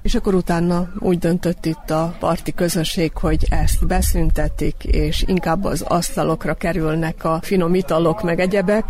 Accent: the Part, Vojvodina, Serbia; moved away; én valójában már nem itt lakom a parton, de ide valósi születésű vagyok

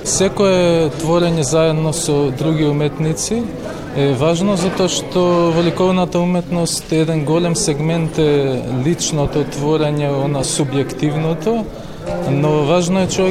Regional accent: Skopje, North Macedonia; од Скопје уметник

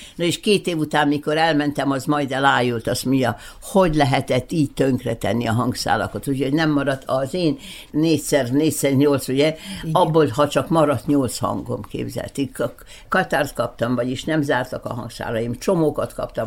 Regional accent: Belgrade, Serbia; moved away; also born or lived in Bečej / Novi Sad; Belgában születtem

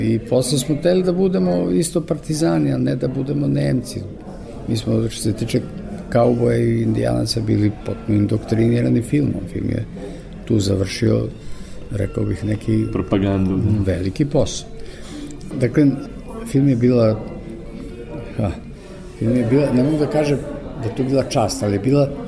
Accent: Kosovo Polje, Kosovo; moved away; Ja sam rođen u Kosovoj Mitrovici, otac je bio železničar i vrlo brzo smo se preselili u Kosovo polje.

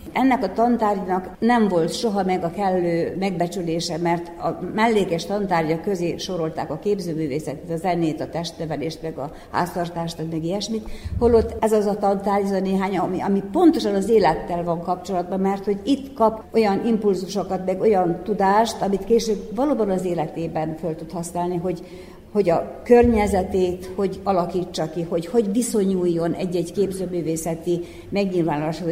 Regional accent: Skorenovac, Vojvodina, Serbia; Székelykeve, ahol születtem és ahol éltem

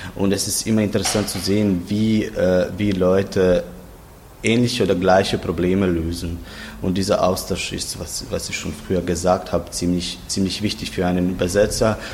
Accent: Zagreb, City of Zagreb, Croatia; ich komme aus Zagreb

